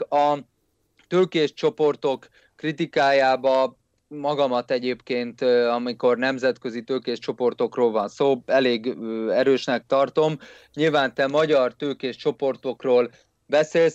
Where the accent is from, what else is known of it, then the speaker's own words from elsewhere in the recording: Hungary; én egy magyar nacionalista vagyok